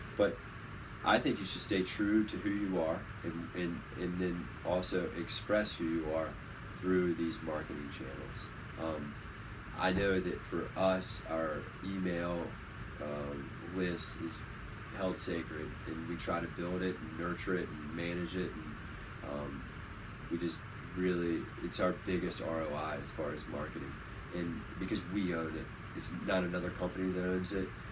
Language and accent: English; Virginia Beach, Virginia, United States; Josh and I, we grew up here in Virginia Beach together